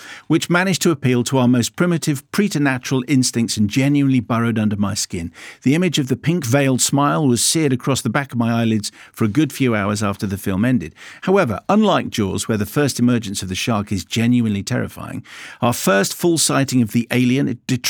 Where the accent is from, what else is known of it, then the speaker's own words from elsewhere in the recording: Glasgow, Scotland, United Kingdom; I was brought up in and around Glasgow, but didn't know the story. I was working in London at the time, so I missed it.